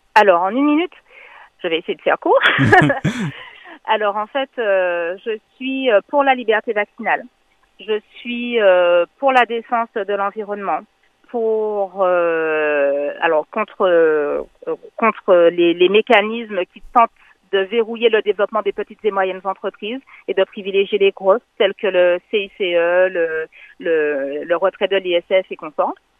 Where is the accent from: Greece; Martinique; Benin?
Martinique; je suis une martiniquaise de 37 ans